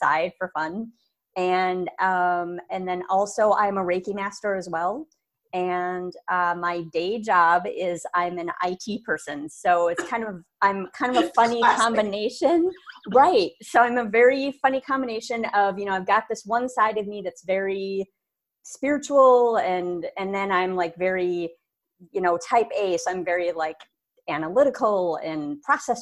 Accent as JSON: {"language": "English", "town": "Minneapolis", "region": "Minnesota", "country": "United States", "tie": "born or raised there", "also_born_or_lived": "Brooklyn Center, Minnesota", "said": "I'm born and raised in Minneapolis, Minnesota"}